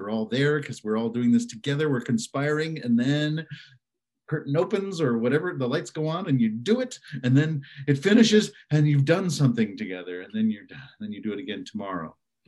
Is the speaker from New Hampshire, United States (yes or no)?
no; Evanston, Illinois, United States; moved away as an adult; also born or lived in Caracas, Venezuela / California; I did most of my growing up in the Chicago area in Evanston.